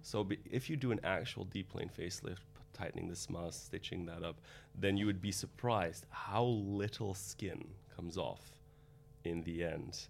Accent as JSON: {"language": "English", "town": "Antwerp", "region": "Flanders", "country": "Belgium", "also_born_or_lived": "Rotterdam", "moved": "as an adult", "lives_now": "London, United Kingdom", "said": "I'm from Antwerp, Belgium"}